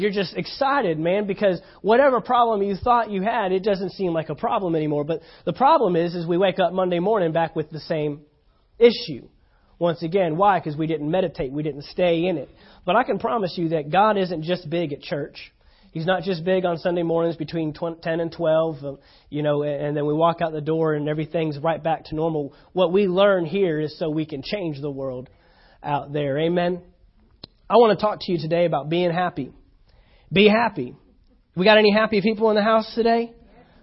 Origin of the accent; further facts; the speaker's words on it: Texas, United States; moved away; I'm from Texas